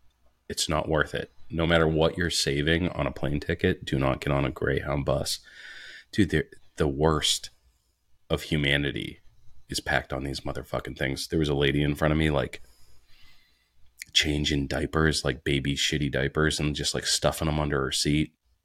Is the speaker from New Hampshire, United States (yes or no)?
yes; rural New Hampshire, United States; born or raised there